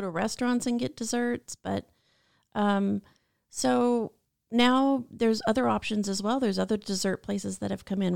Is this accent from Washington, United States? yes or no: yes; Washington, United States; moved away as an adult; also born or lived in Long Beach, California; now in California, United States; born and raised in Washington and wanted to live in California for the sun and the beach